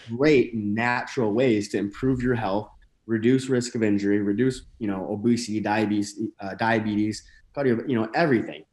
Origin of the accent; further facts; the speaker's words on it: northern Michigan, United States; moved away as an adult; also born or lived in Saint Louis area, Missouri; now in St. Louis, United States; I'm from a pretty small town in northern Michigan